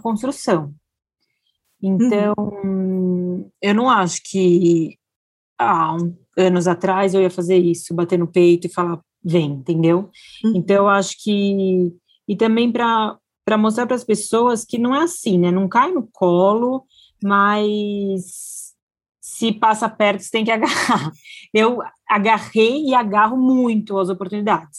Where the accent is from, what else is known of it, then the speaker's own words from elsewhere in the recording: Brazil; first language Portuguese; eu, brasileira que fala português